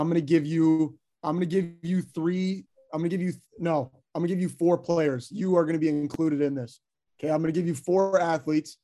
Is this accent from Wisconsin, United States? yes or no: yes; Wisconsin, United States; I'm a Packer fan. I grew up in Wisconsin